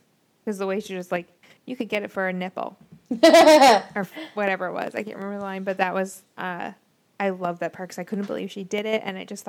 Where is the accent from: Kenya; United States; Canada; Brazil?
United States; New England; we're from New England.